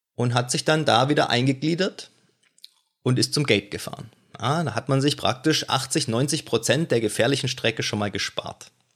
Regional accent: Germany; als Deutscher mit praktisch minimal militärischen Hintergrund

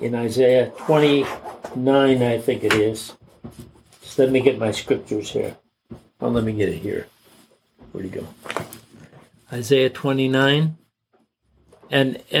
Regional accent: Canada; I was born in Canada, so I'm a Canadian

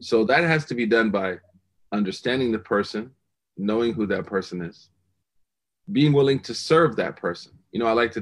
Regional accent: Oklahoma, United States; moved away; I'm just from Oklahoma

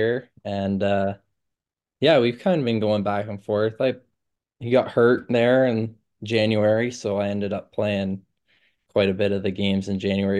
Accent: Milton, Ontario, Canada; moved away; growing up in Milton

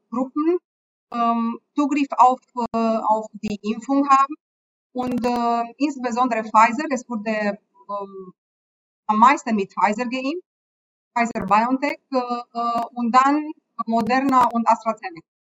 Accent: Romania; moved away as an adult; also born or lived in Germany; Ich bin in Rumänien geboren, ähm, habe auch in Rumänien studiert und habe viele, viele Jahre, über 15 Jahre in, äh, in Deutschland im Bereich klinischer Forschung gearbeitet

